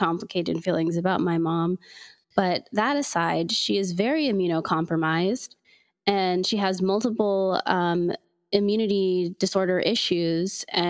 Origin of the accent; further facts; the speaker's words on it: Oklahoma, United States; I grew up in Oklahoma